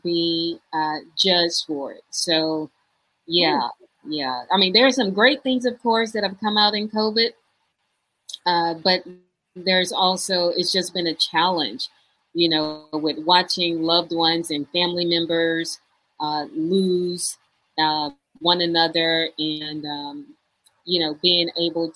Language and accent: English; Houston, Texas, United States; I grew up in Houston, Texas